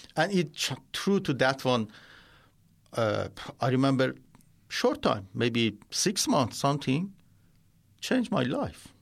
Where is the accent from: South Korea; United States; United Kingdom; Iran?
Iran; first language Persian; English is a second language; moved away as an adult; now in Australia; I was born in Iran in a Muslim family